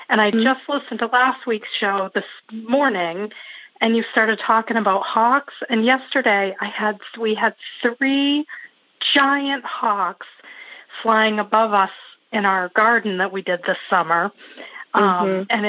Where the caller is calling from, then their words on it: Wiscasset, Maine, United States; I'm calling from Wiscasset, Maine.